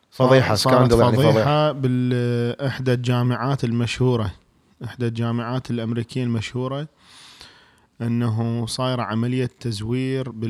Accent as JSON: {"language": "Arabic", "country": "Iraq", "said": "واحنا حنطلع بالشارع تقول يقول لك انت شنو تقول له انا عراقي"}